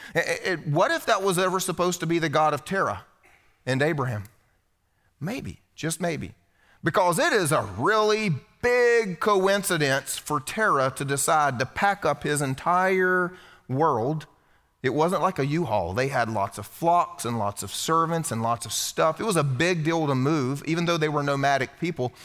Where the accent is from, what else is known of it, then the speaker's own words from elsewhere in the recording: South Carolina, United States; You see, I was raised here in the Bible Belt. This is where I'm from, South Carolina.